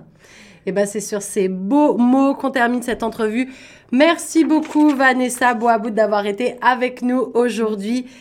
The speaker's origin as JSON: {"language": "French", "town": "Paris", "region": "Île-de-France", "country": "France", "moved": "as an adult", "lives_now": "Ontario, Canada", "said": "je viens de Paris"}